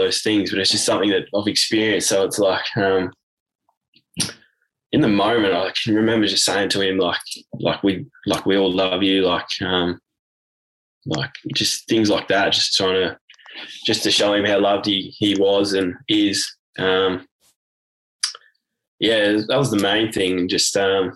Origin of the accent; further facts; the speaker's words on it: Warragul, Victoria, Australia; moved away; left my hometown of Warragul, and I joined the army